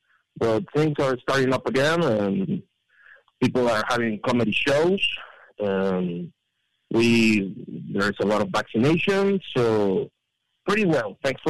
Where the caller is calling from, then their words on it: Mexico City, Mexico; from Mexico City.